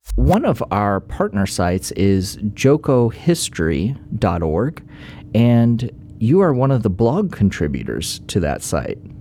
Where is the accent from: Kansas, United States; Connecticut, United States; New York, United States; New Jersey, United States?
Kansas, United States; Johnson County; growing up in Johnson County